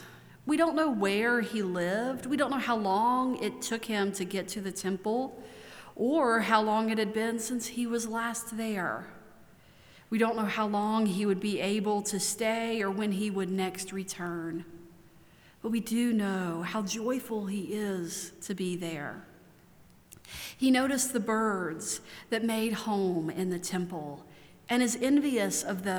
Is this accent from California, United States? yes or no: no; Maryland, United States; now in Asheville, United States; I could tell you that I'm from Maryland. It's where my parents are both from, my extended family lives.